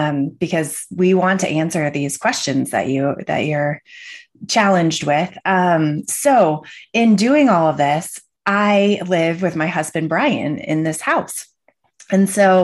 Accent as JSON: {"language": "English", "region": "Michigan", "country": "United States", "tie": "born or raised there", "said": "I grew up in Michigan in the Midwest."}